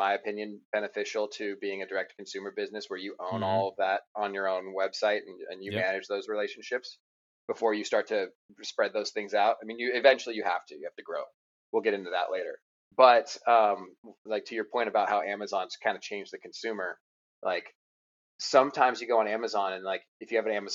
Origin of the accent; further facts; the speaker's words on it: Murrieta, California, United States; I was born in California in a town called Murrieta, which is about an hour north of San Diego